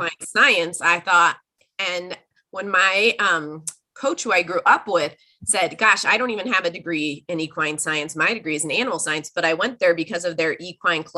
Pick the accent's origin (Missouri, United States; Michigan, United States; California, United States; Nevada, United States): California, United States; outside the San Francisco Bay Area; I grew up outside of the San Francisco Bay Area.